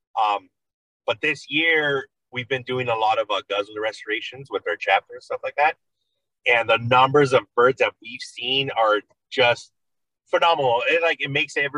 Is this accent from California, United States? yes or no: yes; Oxnard, California, United States; I am from California, Oxnard, California